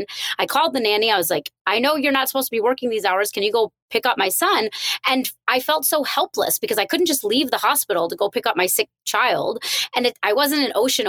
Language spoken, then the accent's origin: English; India; I'm Indian